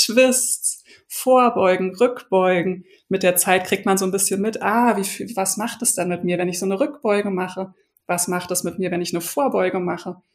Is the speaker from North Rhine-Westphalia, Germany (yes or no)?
no; Berlin, Germany; now in Hamburg, Germany; bin Berlinerin, ich lebe jetzt schon seit vielen Jahren in Hamburg